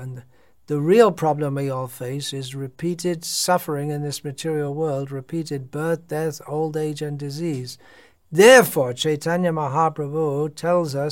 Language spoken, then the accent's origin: English; United Kingdom; moved away; I'm from Britain.